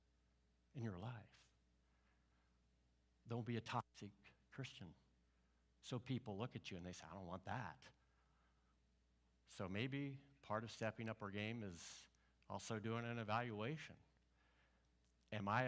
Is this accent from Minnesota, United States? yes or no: no; Mattoon, Illinois, United States; moved away; I grew up in Mattoon, Illinois.